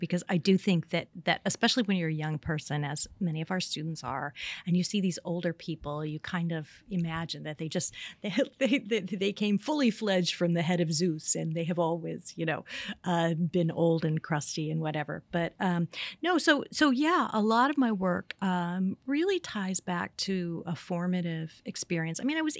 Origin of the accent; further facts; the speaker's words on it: Indiana, United States; I grew up in Indiana, very conservative place